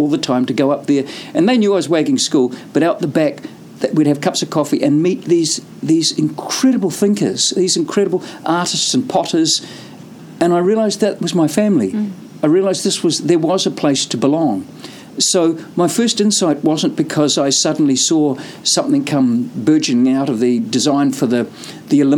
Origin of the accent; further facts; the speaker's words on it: New Zealand; also born or lived in United Kingdom; I've always seen myself as a Kiwi in the world rather than a Kiwi in New Zealand